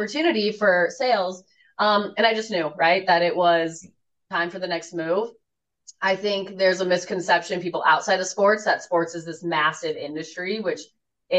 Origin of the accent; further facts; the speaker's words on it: Colorado, United States; moved away as an adult; now in Detroit, United States; I grew up in Colorado as an Avalanche fan